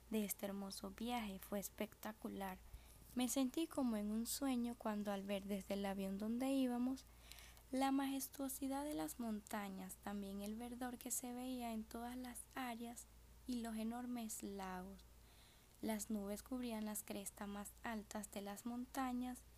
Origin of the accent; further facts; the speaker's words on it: Venezuela; rodeado de tanta hermosura como lo es mi tierra Venezuel